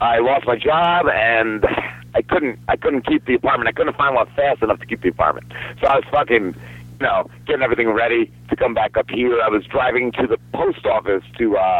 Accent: New Jersey, United States; now in South Jersey, United States; I grew up in North Jersey, about 10 minutes from New York City

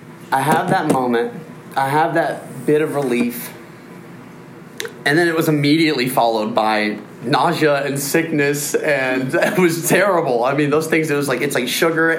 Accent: Nashville, Tennessee, United States; I'm from Nashville

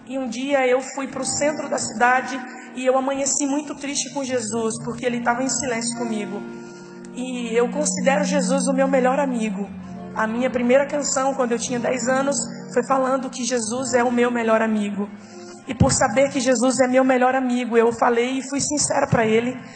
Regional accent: Pernambuco, Brazil; E ele é de Roraima, eu sou de Pernambuco, e ele mudou de Roraima para Pernambuco por amor

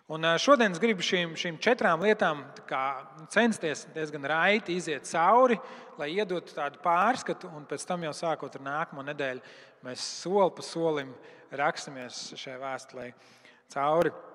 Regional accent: Latvia; Mēs arī esam latvieši, mēs arī esam pagāni.

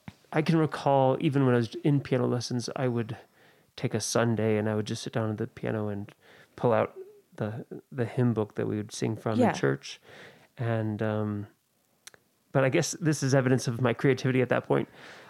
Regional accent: Oakland, California, United States; Yeah, I grew up in the East Bay, in the Oakland area.

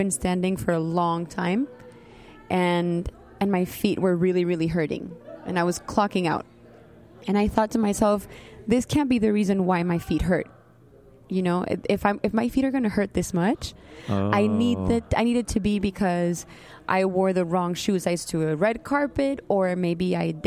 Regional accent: Colombia; first language Spanish; English is a second language; now in Miami, United States; I was born in Colombia, and I have French background in my family. We all went to an all-French school.

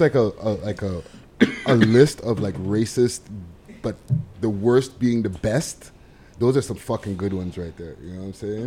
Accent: Montreal, Quebec, Canada; I'm from Montreal

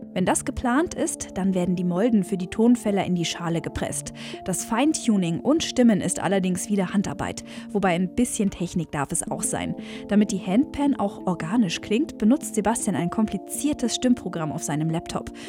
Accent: Allgäu, Bavaria, Germany; bei uns im Allgäu

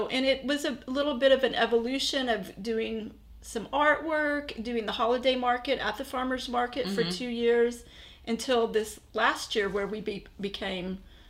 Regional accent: Fort Worth, Texas, United States; I was born in Fort Worth. I grew up here.

